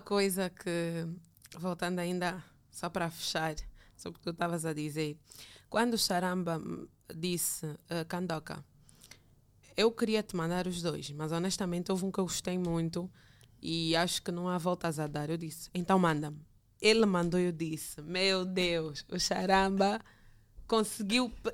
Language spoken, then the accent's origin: Portuguese; Angola; moved away as an adult; also born or lived in Brazil; voltaria para o meu país para dar o meu contributo como angolana